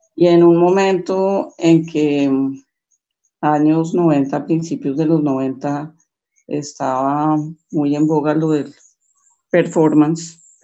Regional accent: Bogotá, Colombia; yo estudié, viví en Bogotá, nací en Bogotá, eh, toda mi familia santanderiana por ambos lados

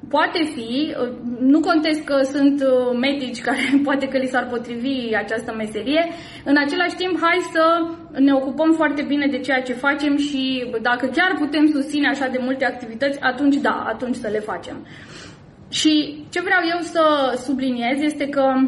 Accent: Timișoara, Timiș County, Romania; din Timișoara, orașul meu natal și orașul în care eu activez

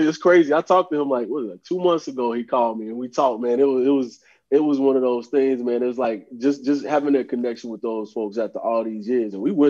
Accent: Gaffney, South Carolina, United States; he's from Kings Mountain, North Carolina, I'm from Gabby, like we're from 20 minutes apart.

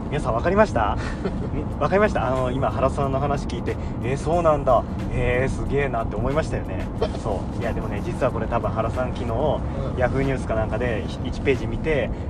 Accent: Kansai, Japan; ちなみに私は一応関西人ですけども

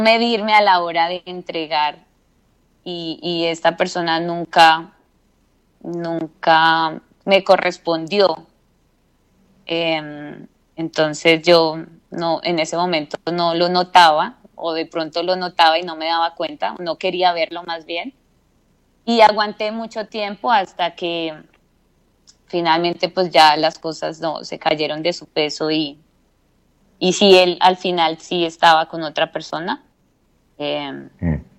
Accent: Bogotá, Colombia; De Bogotá, Colombia.

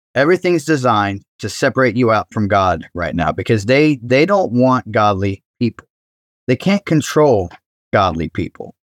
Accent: Cincinnati, Ohio, United States; I grew up in Cincinnati

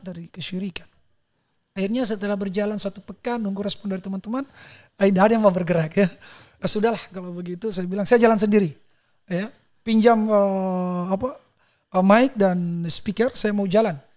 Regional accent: South Sulawesi, Indonesia; di kampung saya

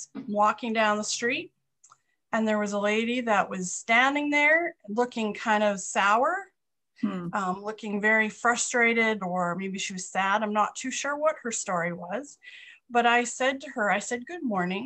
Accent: Canada; now in North Dakota, United States; I am Canadian, but I live here

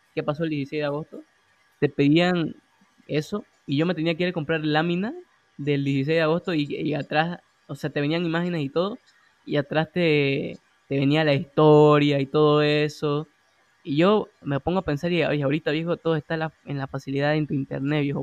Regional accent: Santa Cruz de la Sierra, Santa Cruz, Bolivia; nosotros somos de Bolivia, de Santa Cruz

